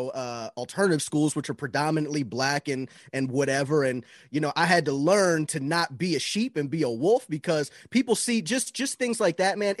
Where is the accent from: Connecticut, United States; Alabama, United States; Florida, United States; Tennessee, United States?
Florida, United States; Florida, man.